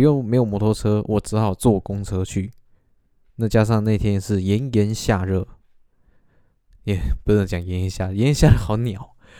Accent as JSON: {"language": "Chinese", "country": "Taiwan", "said": "林北喜台湾郎，但是我不太会讲台语"}